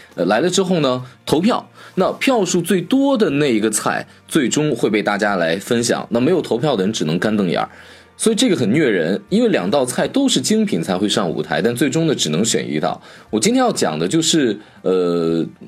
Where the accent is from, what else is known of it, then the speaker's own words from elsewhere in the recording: China; 我们中国人的一个讲究